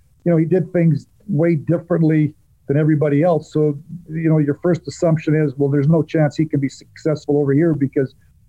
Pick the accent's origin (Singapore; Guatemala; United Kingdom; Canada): Canada; Medicine Hat, Alberta; moved away as an adult; we're both from Medicine Hat